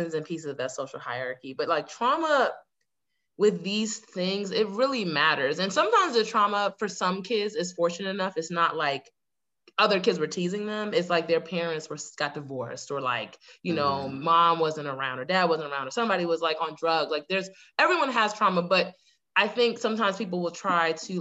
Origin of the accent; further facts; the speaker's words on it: Fort Lauderdale, Florida, United States; I was born in Lauderdale, Florida. So, like, I'm from South Florida, right, originally.